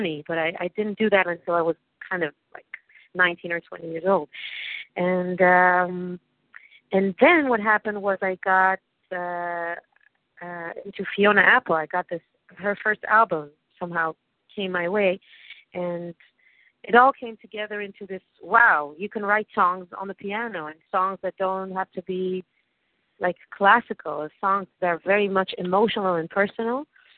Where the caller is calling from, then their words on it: Tel Aviv, Tel Aviv District, Israel; I'm calling from Tel Aviv, actually. From my, I'm on my porch in Tel Aviv, Israel.